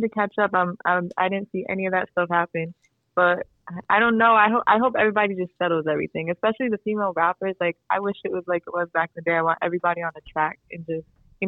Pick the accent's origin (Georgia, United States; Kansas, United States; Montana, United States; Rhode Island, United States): Rhode Island, United States; Providence; I'm currently working on music, and I'm from Providence, Rhode Island.